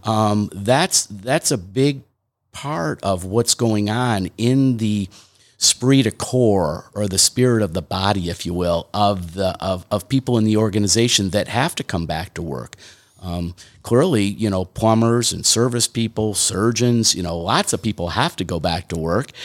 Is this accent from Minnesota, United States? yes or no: no; Detroit, Michigan, United States; I grew up in Detroit, Michigan